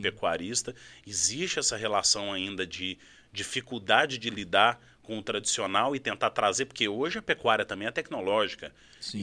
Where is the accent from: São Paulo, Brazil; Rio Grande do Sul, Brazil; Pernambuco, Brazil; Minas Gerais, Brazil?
Minas Gerais, Brazil; Uberaba; moved away; also born or lived in Araxá; eu vim de Minas Gerais, sou nascido em Araxá, mas morei minha vida toda em Uberaba, ali no Triângulo Mineiro